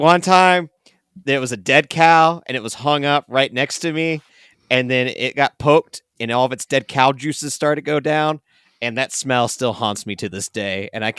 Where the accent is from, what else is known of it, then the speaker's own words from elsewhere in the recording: United States; we as an American culture